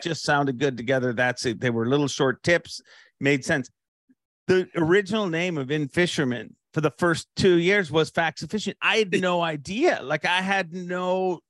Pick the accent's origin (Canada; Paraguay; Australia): Canada; we're both Canadian